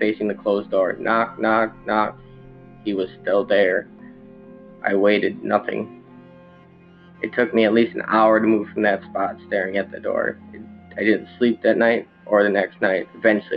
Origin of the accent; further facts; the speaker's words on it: Wisconsin, United States; accent: Midwest; I'm from Wisconsin, I probably sound really Midwest to most of you.